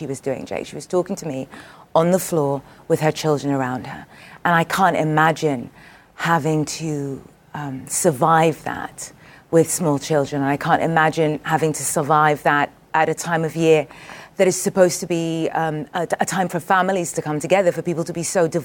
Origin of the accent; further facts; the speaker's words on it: Khartoum, Sudan; moved away; It's my hometown, but it lies at the meeting of the two Niles